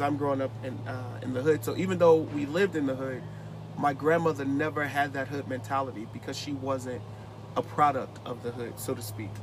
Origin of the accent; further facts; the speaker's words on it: Newark, New Jersey, United States; moved away; I'm originally from Newark, New Jersey.